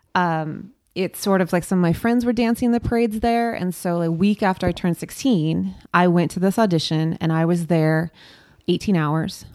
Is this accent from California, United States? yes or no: yes; Long Beach, California, United States; moved away as an adult; now in Los Angeles, United States; I grew up in Long Beach and I lived in Long Beach and I came to LA for work